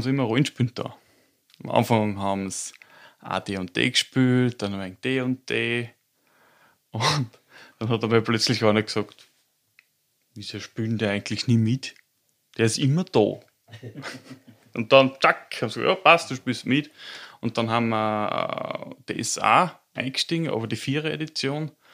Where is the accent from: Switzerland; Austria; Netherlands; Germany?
Austria; countryside right on the Czech border, Upper Austria; also born or lived in Linz; ich bin am Land aufgewachsen, ganz an der tschechischen Grenze, ein richtiges Landei